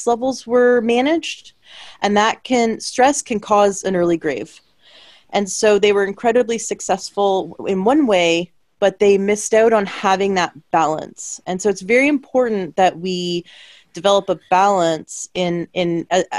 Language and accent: English; Canada; I'm from Canada